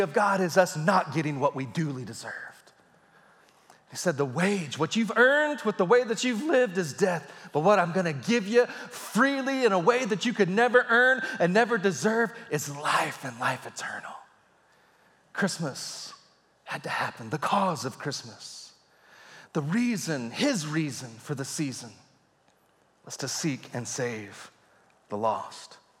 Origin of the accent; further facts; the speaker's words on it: Texas, United States; I was a boy growing up in Texas